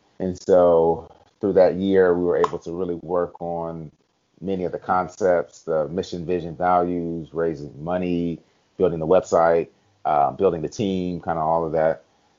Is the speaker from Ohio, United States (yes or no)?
yes; Cleveland, Ohio, United States; also born or lived in Germany; So, but yeah, I grew up in Cleveland. My parents divorced at two, and actually lived in Germany for a little while.